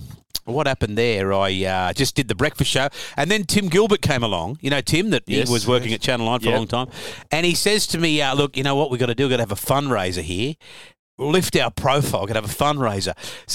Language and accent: English; Sydney, New South Wales, Australia; I was from Great Buckingham Street. Yeah. So my dad had a – we lived in Great Buckingham Street. All my cousins in the same street